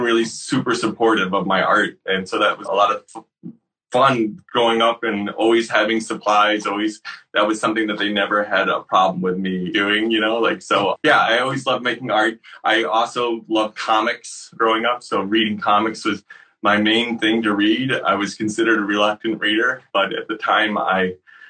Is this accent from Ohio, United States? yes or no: no; Syracuse, New York, United States; I grew up in Syracuse, New York